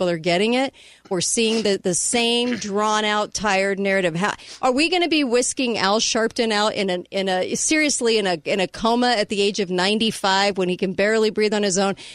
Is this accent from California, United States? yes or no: yes; California, United States; now in Utah, United States; I came out of California. Now I'm in the state of Utah